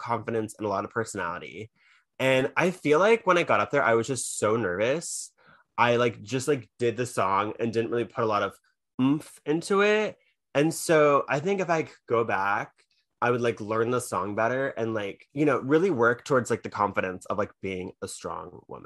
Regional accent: United States; also born or lived in New York City

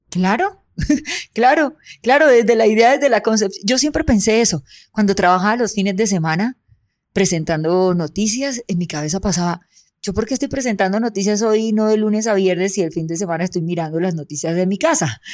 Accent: Soledad, Atlántico, Colombia; de mi tierra, de Soledad Atlántico

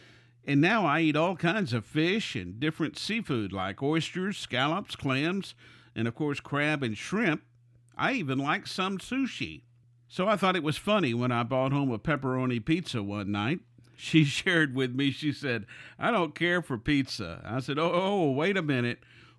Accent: Houston, Texas, United States; Growing up in Houston as a kid, I was a very picky eater.

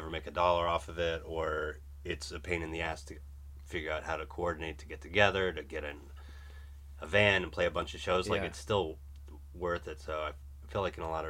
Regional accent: Maine, United States; moved away; also born or lived in Providence; growing up in Maine

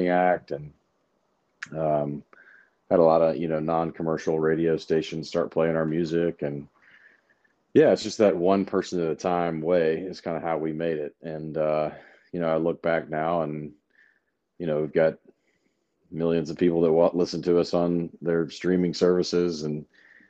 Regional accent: Memphis, Tennessee, United States; moved away as an adult; also born or lived in Knoxville, Tennessee; now in Nashville, United States; I'm from Memphis

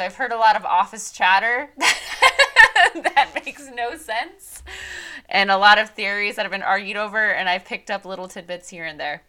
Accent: Midwest, United States; growing up in the Midwest, I was raised on NASCAR.

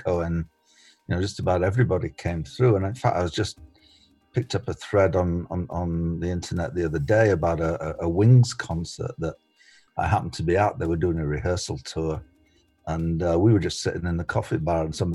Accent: England, United Kingdom; moved away as an adult; now in Canada

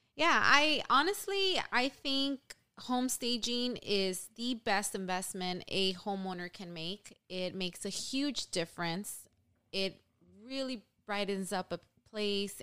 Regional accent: Los Angeles, California, United States; also born or lived in San Diego; Born and raised in East L A.

